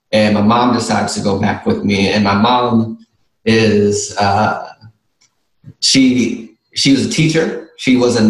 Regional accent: Milwaukee, Wisconsin, United States; now in New Orleans, United States; I grew up in Milwaukee, Wisconsin

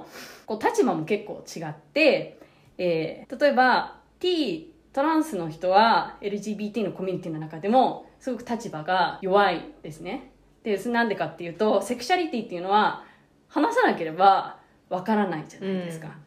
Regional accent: Japan; 私は日本に生まれて日本語を主に使ってる

